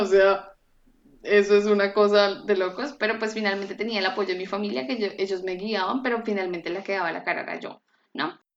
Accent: Colombia; moved away as an adult; now in Frankfurt, Germany; Yo soy de Colombia

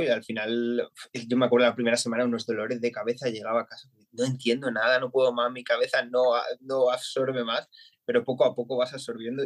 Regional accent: Madrid, Community of Madrid, Spain; moved away as an adult; now in Essen, Germany; yo soy de Madrid y llevamos en Alemania desde en marzo hicimos tres años

